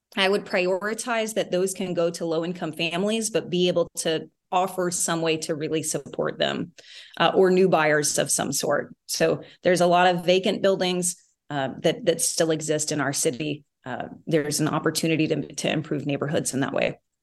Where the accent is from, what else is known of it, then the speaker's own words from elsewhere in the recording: Midwest, United States; also born or lived in Texas; now in Rhode Island, United States; I grew up in the Midwest